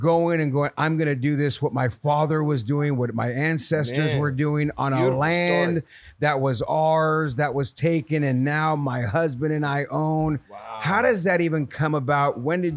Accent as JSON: {"language": "English", "region": "Nebraska", "country": "United States", "said": "I'm Native American, Winnebago from Nebraska, and my dad's a tribal member."}